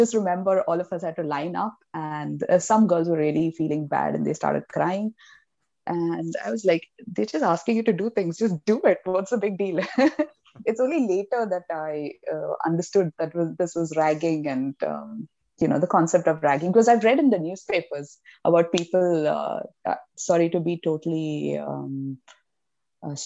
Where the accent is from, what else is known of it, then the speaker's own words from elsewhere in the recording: Mumbai, Maharashtra, India; I came from Bombay. It's really crowded and there's no space and humid and whatever, polluted